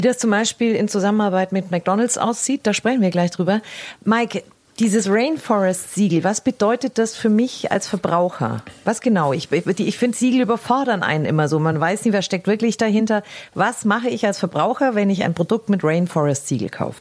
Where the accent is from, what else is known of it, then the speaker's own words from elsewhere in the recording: Germany; wir Deutsche